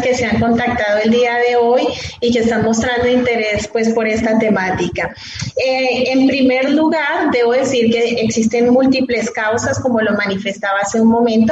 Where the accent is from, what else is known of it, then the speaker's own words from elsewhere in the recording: Colombia; aquí en mi país